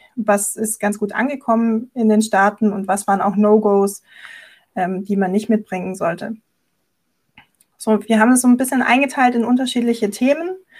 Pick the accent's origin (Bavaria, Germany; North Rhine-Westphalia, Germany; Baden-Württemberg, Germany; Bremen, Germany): Baden-Württemberg, Germany; Esslingen district, near Stuttgart; ich komme aus der Nähe von Stuttgart, genauer gesagt aus dem Landkreis Esslingen